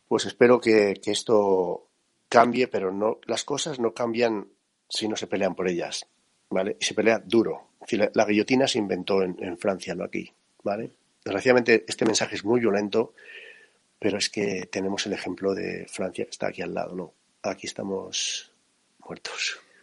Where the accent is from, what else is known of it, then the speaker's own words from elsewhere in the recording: La Rioja, Spain; Yo soy de un pueblo muy pequeñito de La Rioja